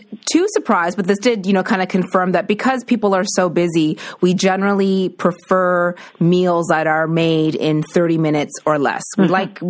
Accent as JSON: {"language": "English", "town": "Halifax", "region": "Nova Scotia", "country": "Canada", "tie": "born or raised there", "moved": "yes", "lives_now": "Toronto, Canada", "said": "I'm from Halifax. That's where I grew up."}